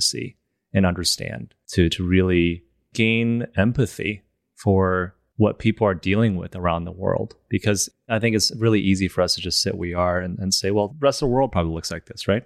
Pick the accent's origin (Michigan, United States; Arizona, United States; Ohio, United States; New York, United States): Michigan, United States; moved away; also born or lived in China; I was born in China, moved to Michigan, when I was seven and grew up there